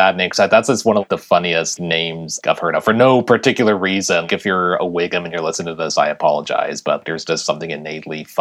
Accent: Portland, Oregon, United States; growing up in Portland

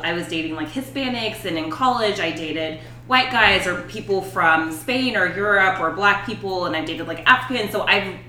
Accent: Marietta, Georgia, United States; So I grew up in Marietta and, you know, we were the only black family there for a long time.

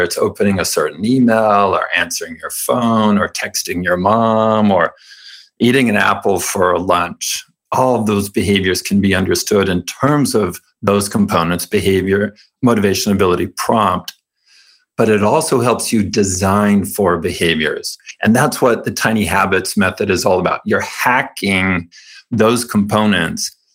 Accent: California, United States; I was raised Mormon in California

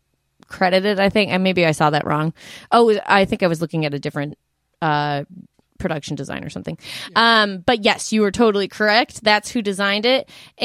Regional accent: Colorado, United States; growing up in Colorado

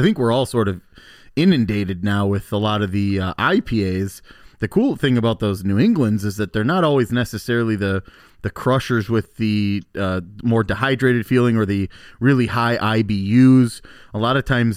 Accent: Muskego, Wisconsin, United States; our hometown brewery because we're from Muskego

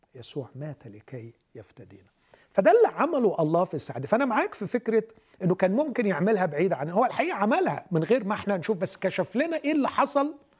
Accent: Alexandria Governorate, Egypt; moved away; أنا من اسكندرية

